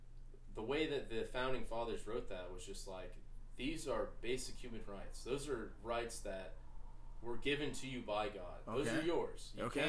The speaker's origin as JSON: {"language": "English", "country": "United States", "first_language": "English", "said": "as an American, I know my rights"}